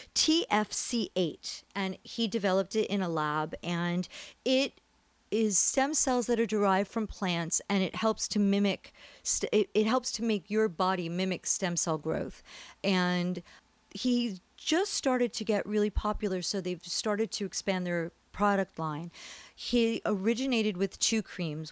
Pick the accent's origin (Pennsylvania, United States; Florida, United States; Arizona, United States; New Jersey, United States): New Jersey, United States; also born or lived in New York; now in California, United States; I'm from New Jersey. I was born in New York